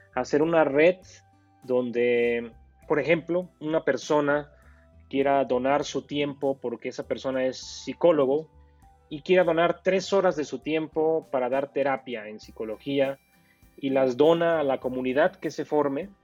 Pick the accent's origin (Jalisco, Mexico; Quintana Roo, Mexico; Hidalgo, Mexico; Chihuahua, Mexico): Hidalgo, Mexico; Pachuca; yo soy un emprendedor de México, eh, exactamente de la ciudad de Pachuca, Hidalgo, México